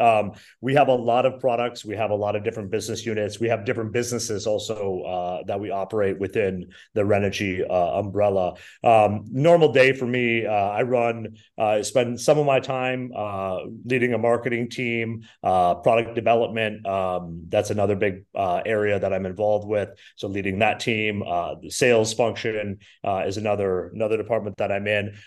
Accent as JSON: {"language": "English", "region": "Minnesota", "country": "United States", "also_born_or_lived": "Wisconsin", "moved": "yes", "said": "I'm originally from Minnesota."}